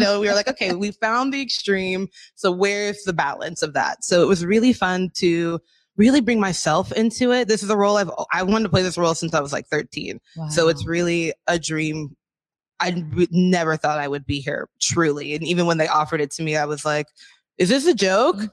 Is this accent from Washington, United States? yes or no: yes; Des Moines, Washington, United States; I'm a born and raised in Washington oh, from the South, from Des Moines, Kent area.